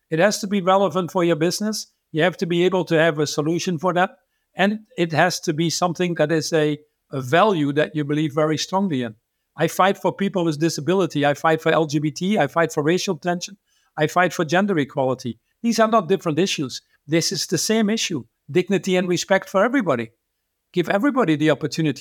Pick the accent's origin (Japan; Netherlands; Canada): Netherlands; I was born in the Netherlands